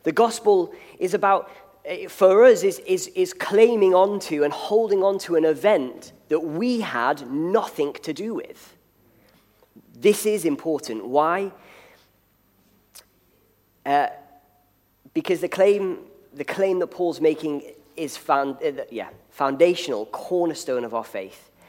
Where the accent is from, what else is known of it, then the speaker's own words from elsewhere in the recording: Liverpool, North West England, United Kingdom; moved away; the city from which I come, I'm from Liverpool